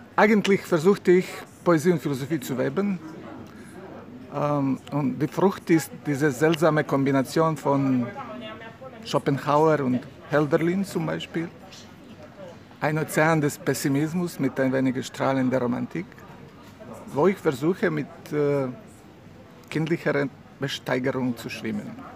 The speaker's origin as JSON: {"language": "German", "town": "Mostar", "region": "Federation of Bosnia and Herzegovina", "country": "Bosnia & Herzegovina", "tie": "born or raised there", "second_language": "German", "moved": "yes", "lives_now": "Montenegro", "said": "ich wurde geboren in Mostar, das ist eine schöne Stadt in Bosnien-Herzegowina"}